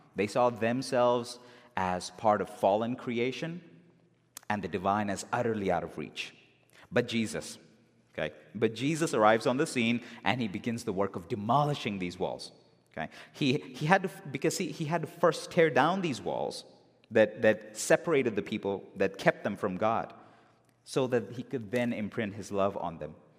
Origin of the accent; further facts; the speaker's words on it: Bangalore, Karnataka, India; moved away; in my hometown in India, in Bangalore